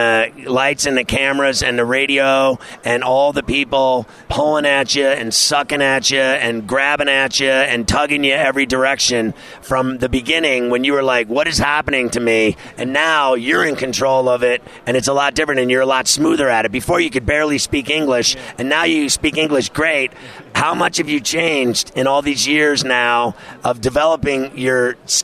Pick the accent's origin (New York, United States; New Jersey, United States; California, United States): New York, United States; New York City; my hometown in New York City